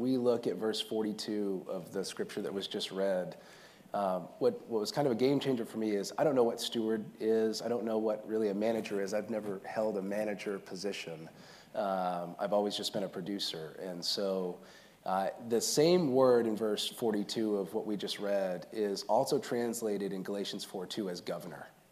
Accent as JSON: {"language": "English", "town": "Scarborough", "region": "Maine", "country": "United States", "tie": "born or raised there", "moved": "yes", "said": "I grew up in Scarborough, Maine, little town south of Portland."}